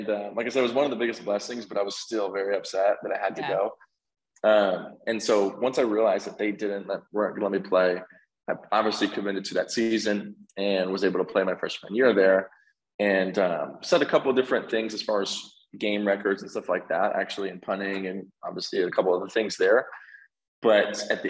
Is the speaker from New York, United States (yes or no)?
no; Collin County area, Texas, United States; went to a community college, Collin College, which was basically back in my hometown